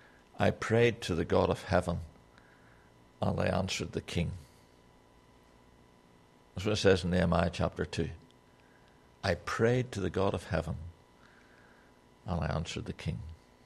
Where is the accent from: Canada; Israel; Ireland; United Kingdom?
Ireland; I make a lot of excuse for the fact that I'm Irish. And Irishmen always say what they think.